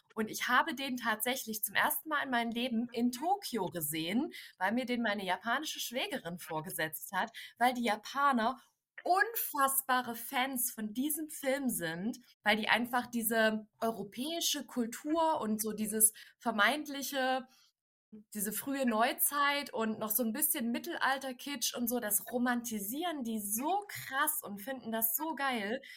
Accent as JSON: {"language": "German", "town": "Dresden", "region": "Saxony", "country": "Germany", "tie": "born or raised there", "said": "ich komme ja gebürtig aus Dresden"}